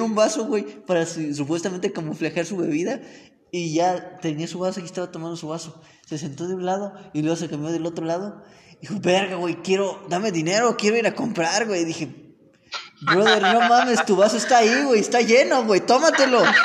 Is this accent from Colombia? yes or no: no; Cerro Azul, Veracruz, Mexico; moved away; de mi pueblo, güey, allá en Cerro Azul